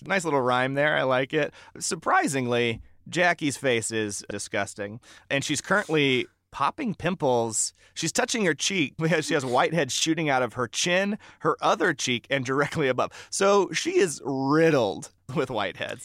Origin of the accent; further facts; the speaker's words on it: Vacaville, California, United States; I grew up in Northern California, Vacaville